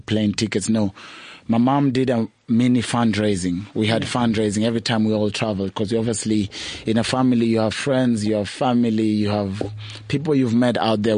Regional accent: Nairobi, Kenya; moved away as an adult; now in South Africa; I was born and raised in Kawangware.

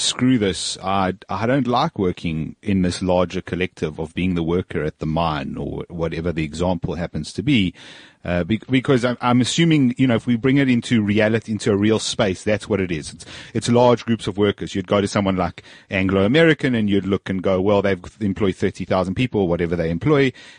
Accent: Zimbabwe; I'm originally from Zimbabwe, and I actually know a piece of land where there's a probably good prospect for gold

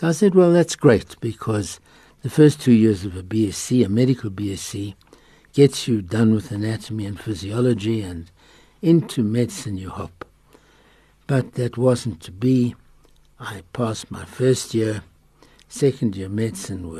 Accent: Potchefstroom, North West, South Africa; moved away as an adult; I grew up and matriculated in Potchefstroom

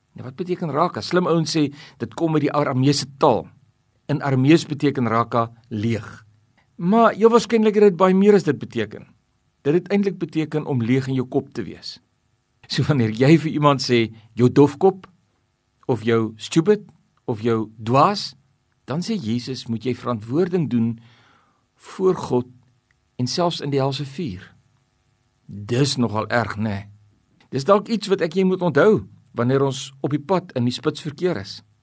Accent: South Africa; ons is mos hier in Suid-Afrika grootgemaak

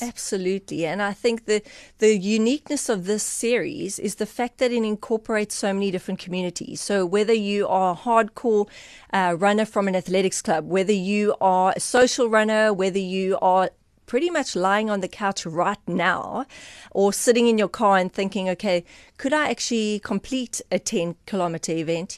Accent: Eastern Cape, South Africa; I am from the Eastern Cape

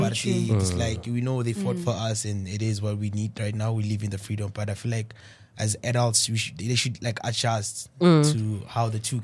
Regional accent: Johannesburg, Gauteng, South Africa; All the way from Fortsburg, New Town, around Joburg.

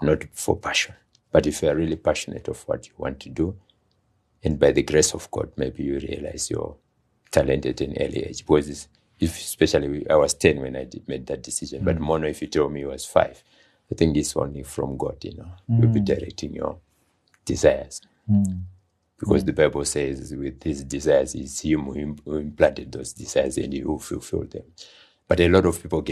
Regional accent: Zimbabwe; I was born here in Zimbabwe.

